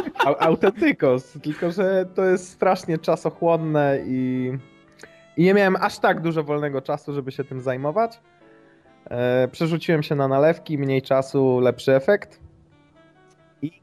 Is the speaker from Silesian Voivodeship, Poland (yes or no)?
no; Szczecinek, West Pomeranian Voivodeship, Poland; Pochodzę z takiej metropolii e, w województwie zachodniopomorskim jak Szczecinek.